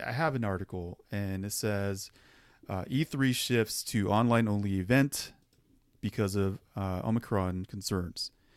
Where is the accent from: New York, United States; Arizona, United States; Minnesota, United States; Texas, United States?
Arizona, United States; we're from Arizona